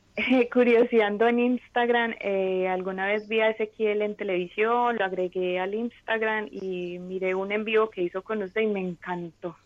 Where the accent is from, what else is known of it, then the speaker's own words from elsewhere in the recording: Medellín, Antioquia, Colombia; moved away as an adult; now in New York, United States; soy de Medellín, pero en este momento estoy viviendo en Nueva York